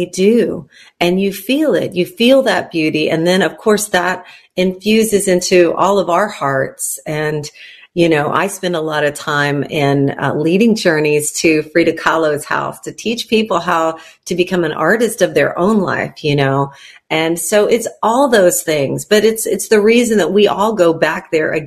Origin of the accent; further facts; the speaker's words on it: San Antonio, Texas, United States; also born or lived in Mexico; now in Nashville, United States; I was born in San Antonio, Texas, into a bicultural home.